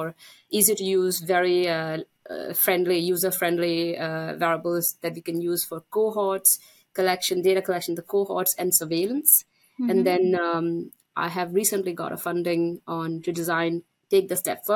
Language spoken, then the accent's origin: English; India; moved away; I'm Indian. That's my home country.